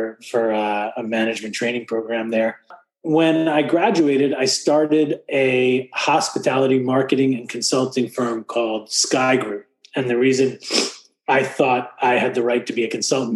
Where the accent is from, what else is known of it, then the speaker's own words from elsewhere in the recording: Great Neck, New York, United States; now in Miami, United States; I was born and raised in New Yorker. I come from a town called Great Neck